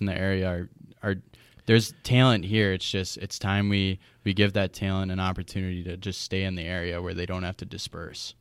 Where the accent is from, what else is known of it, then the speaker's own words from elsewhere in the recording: Chippewa Falls, Wisconsin, United States; I'm originally from Chippewa Falls, Wisconsin. Uh, I grew up here